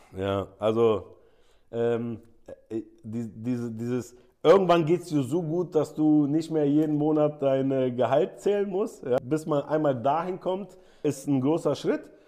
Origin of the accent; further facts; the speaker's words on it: Germany; also born or lived in Saudi Arabia; als Deutscher